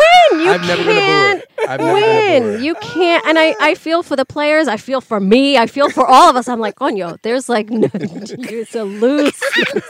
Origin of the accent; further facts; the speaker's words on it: New York City, New York, United States; I was born and raised in the Bronx.